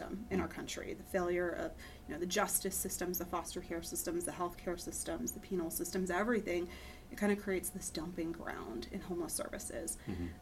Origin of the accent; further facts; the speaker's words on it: Pennsylvania, United States; moved away as an adult; also born or lived in Boston; now in Houston, United States; I grew up in Pennsylvania